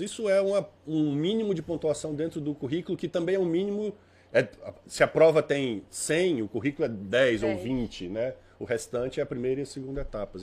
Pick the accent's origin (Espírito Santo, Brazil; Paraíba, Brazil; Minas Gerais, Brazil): Paraíba, Brazil; moved away; also born or lived in Fortaleza, Ceará / São Paulo; Eu sou cearense de história, né? De, de nascimento. Mas eu me considero mais paraibano, porque minha família toda é de João Pessoa. Eu só fui morar um tempo em Fortaleza e nasci lá, obviamente